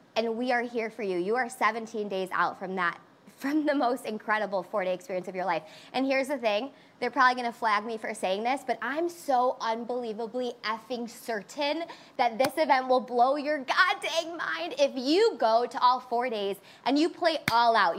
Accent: Chicago, Illinois, United States; I'm a Chicagoan and I'm 100% Greek. So I want you to think about my family right now. South side of Chicago, 100% Greek

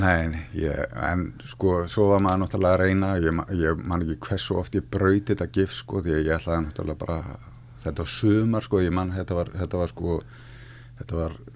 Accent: Akranes, Western Region, Iceland; ég fættur 1968 á Akrænisi og er skagamæður í húð og hár og allt mitt fólk er þar að mæstu leiti en þá og, og hérna mm, náttúrulega bara elst þar upp

